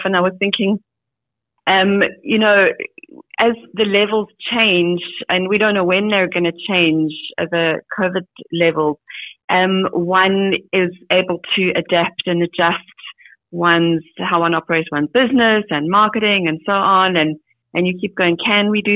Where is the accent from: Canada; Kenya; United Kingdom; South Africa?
South Africa; as a South African